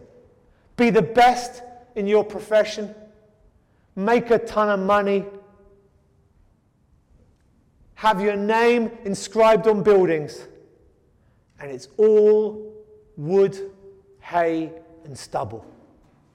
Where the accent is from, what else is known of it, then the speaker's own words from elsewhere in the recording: England, United Kingdom; moved away; I come from England